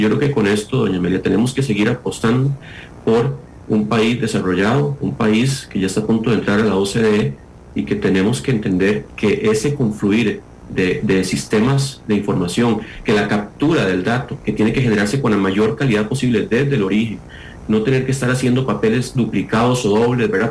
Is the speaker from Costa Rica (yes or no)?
yes; Costa Rica